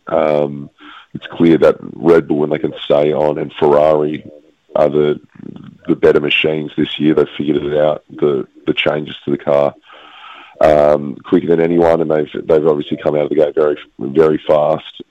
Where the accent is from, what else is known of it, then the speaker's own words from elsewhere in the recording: Perth, Western Australia, Australia; I'm originally from Perth